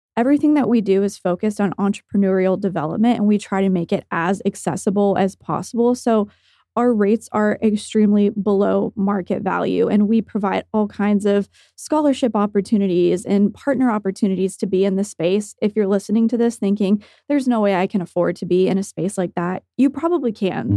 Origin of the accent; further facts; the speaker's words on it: Tulsa, Oklahoma, United States; I grew up in Tulsa. I was born here, raised here, went to college here, and have stayed here